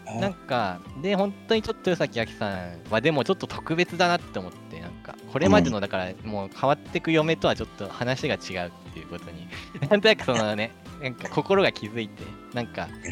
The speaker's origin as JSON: {"language": "Japanese", "area": "Musashino", "region": "Tokyo", "country": "Japan", "tie": "born or raised there", "moved": "as an adult", "lives_now": "Chiba, Japan", "said": "武蔵野っていう土地のことを考える時間があったっていうのはなんか個人的にはすごくねいいことだったなっていう気持ちもやっぱ生まれ育った土地ですし"}